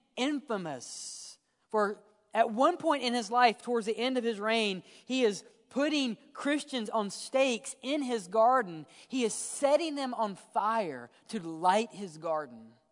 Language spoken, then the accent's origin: English; Mississippi, United States; I grew up in Mississippi